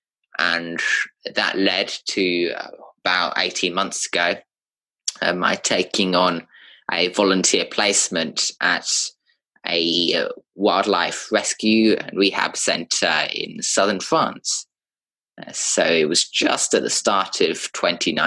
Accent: United Kingdom; moved away; I'm British by birth.

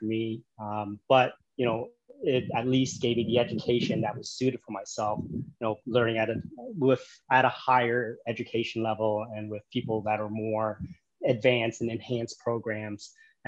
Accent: Toronto, Ontario, Canada; moved away as an adult; now in Da Nang, Vietnam; I was born and raised in Canada, grew up in Toronto

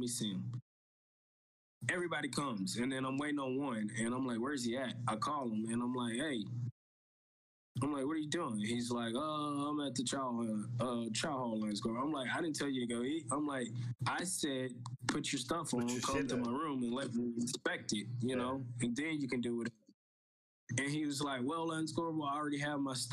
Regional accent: East Texas, United States; moved away as an adult; also born or lived in California; born and raised East Texas, coming to California, you know, for the first time.

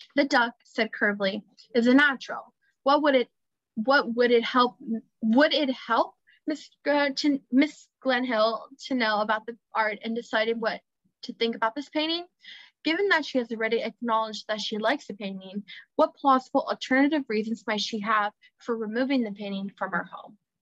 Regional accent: Miami, Florida, United States; I'm from Miami

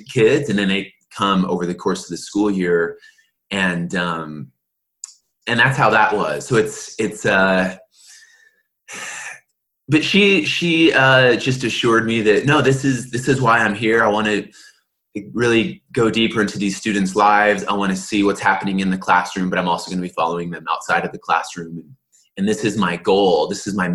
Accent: Southern California, United States; I'm from Southern California

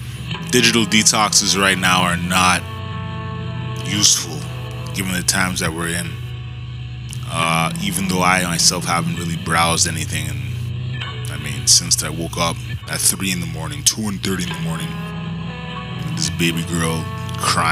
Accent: Canada; as Canadians

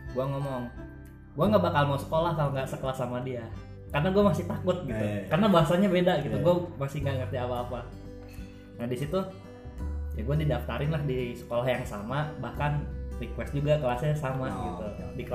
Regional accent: Bogor, West Java, Indonesia; also born or lived in Boyolali, Central Java; gue lahir di Bogor hmm. SD juga di Bogor cuman pas SMP pindah ke Jawa Tengah ke Jawa Tengah itu tepatnya kotanya Boyolali

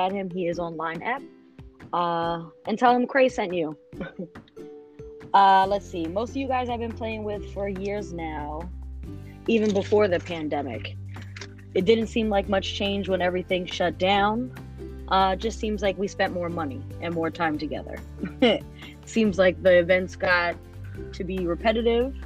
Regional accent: New York, United States; I'm from New York

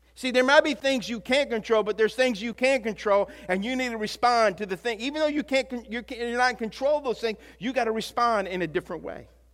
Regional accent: Louisiana, United States; also born or lived in Texas; I was from Louisiana

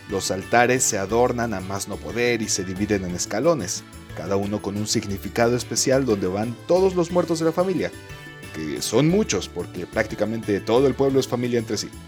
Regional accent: Mexico; Si bien como mexicanos

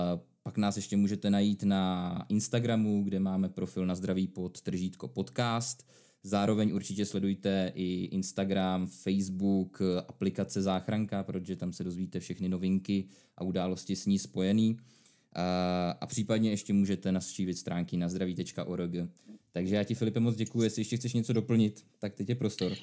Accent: Czechia; u nás v Čechách

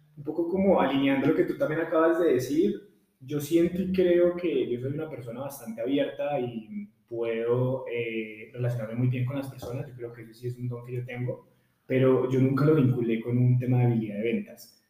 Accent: Pereira, Risaralda, Colombia; yo soy de Pereira

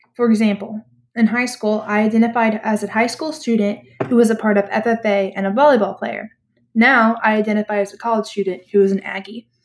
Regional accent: United States; I identify as an American since I, you know, was born in the United States. I live in the United States right now.

